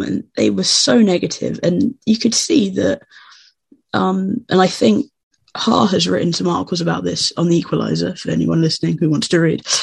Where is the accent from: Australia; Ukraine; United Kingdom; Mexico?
United Kingdom; England; I'm English